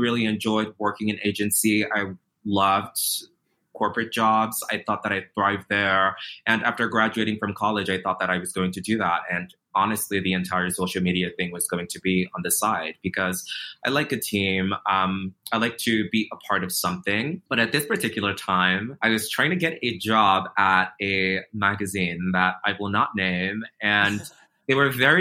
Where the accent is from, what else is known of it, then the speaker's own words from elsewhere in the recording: Nigeria; also born or lived in Virginia, United States; now in New York City, United States; growing up in Nigeria, living in a place like Virginia